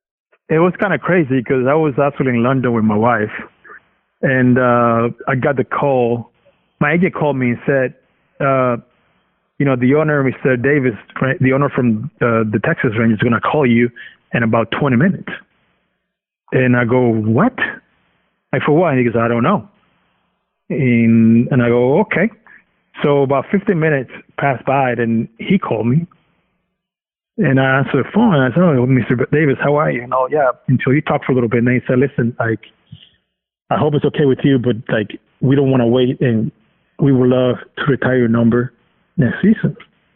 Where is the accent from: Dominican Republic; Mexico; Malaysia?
Dominican Republic; English is a second language; now in United States; I'm coming from Dominican, from a tropical island. I like the heat, so I just felt comfortable over there.